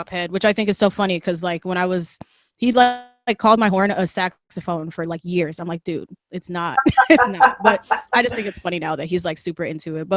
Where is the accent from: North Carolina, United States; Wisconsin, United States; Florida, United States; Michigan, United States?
Wisconsin, United States; So I am from Wisconsin. I'm currently in Wisconsin, thanks COVID. But yeah, so I grew up here with my mom and my brother.